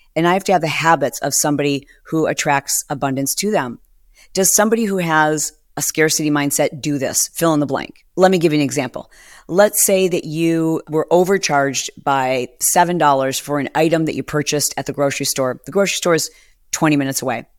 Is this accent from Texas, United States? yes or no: no; Michigan, United States; also born or lived in Detroit; I was born in Detroit and I moved around Michigan and I, I lived in small auto worker towns